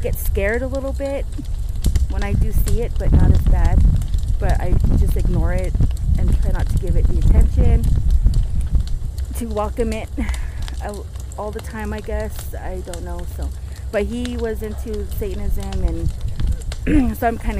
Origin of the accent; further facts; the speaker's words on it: Farmington, New Mexico, United States; I'm from Farmington, New Mexico